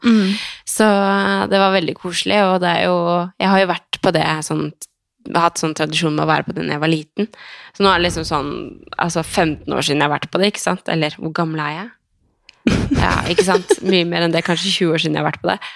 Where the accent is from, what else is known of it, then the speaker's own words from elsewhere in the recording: Skien, Telemark, Norway; now in Oslo, Norway; jeg har vært hjemme i Skien i helga og vært sammen med familien